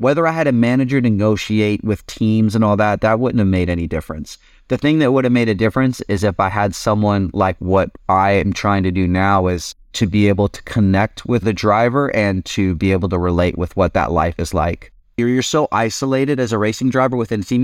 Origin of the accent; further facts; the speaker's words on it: California, United States; moved away as an adult; also born or lived in Europe; we're kinda both from California